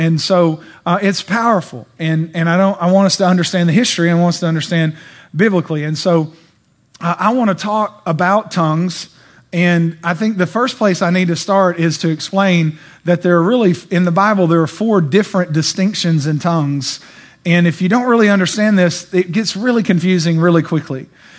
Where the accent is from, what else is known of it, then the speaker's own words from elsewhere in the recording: Bulgaria; And I know because I'm from Bulgaria, and I was praying and asking God what to do when I went back to Bulgaria